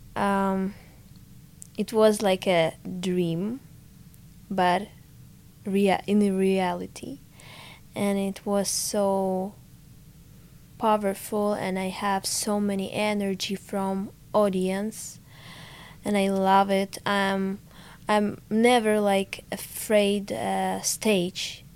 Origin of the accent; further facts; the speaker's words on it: Ukraine; English is a second language; moved away as an adult; now in Sweden; I so missed to my home, to my dad, to all my stuff because so I have so many memories from my childhood, from my hometown.